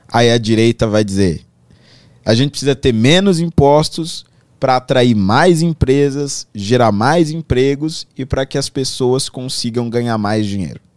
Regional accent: Carapicuíba, São Paulo, Brazil; eu nasci em São Paulo, mas fui criado lá

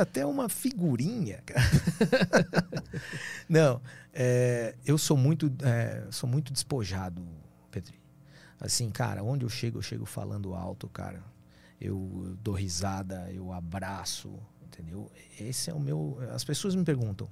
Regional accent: Brazil; eu sou brasileiro

